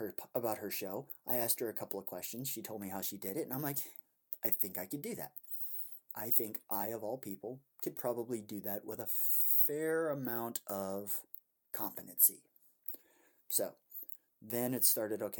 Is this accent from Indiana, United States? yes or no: yes; Indiana, United States; my home state of Indiana